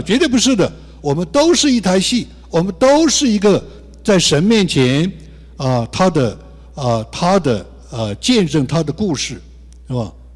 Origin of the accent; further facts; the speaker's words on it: China; moved away; 我们所说的弟兄姊妹就是大陆族群的，因为我们生在这里